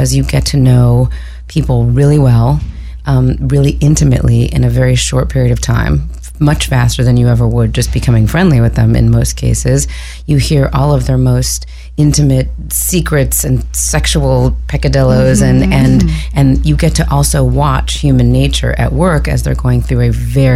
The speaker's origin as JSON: {"language": "English", "region": "Southern California", "country": "United States", "tie": "born or raised there", "also_born_or_lived": "New York", "said": "I grew up here in Southern California"}